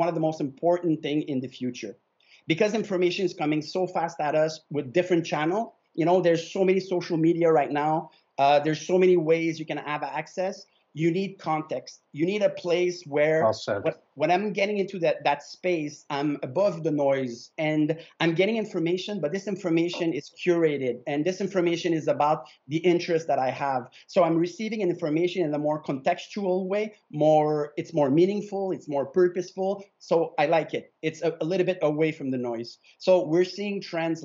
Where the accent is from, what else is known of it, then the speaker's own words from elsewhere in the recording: Canada; My family is Italian. I'm Canadian 100%